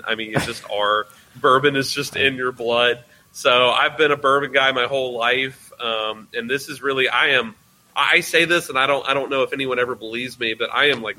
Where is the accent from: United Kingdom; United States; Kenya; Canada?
United States; Louisville, Kentucky; moved away as an adult; now in southern Indiana, United States; So I am from here in Louisville, Kentucky, where the distillery is born. I was born here in Louisville. I actually live right over the river. In southern Indiana